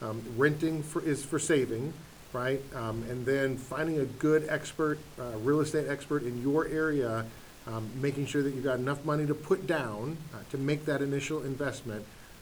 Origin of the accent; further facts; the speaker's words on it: Wisconsin, United States; now in Texas, United States; in Wisconsin, the basement is literally where I spent probably most of my childhood growing up.